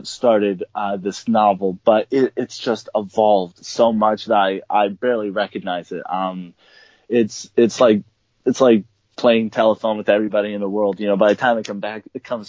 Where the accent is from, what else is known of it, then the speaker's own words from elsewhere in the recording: California, United States; also born or lived in South America; I'm an author who was born and raised in California. I grew up a little bit in South America with me and my family